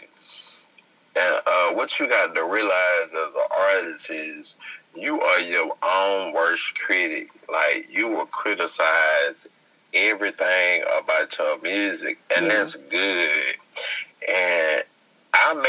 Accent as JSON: {"language": "English", "town": "Shreveport", "region": "Louisiana", "country": "United States", "tie": "born or raised there", "also_born_or_lived": "Baton Rouge, Louisiana", "said": "I'm from Louisiana."}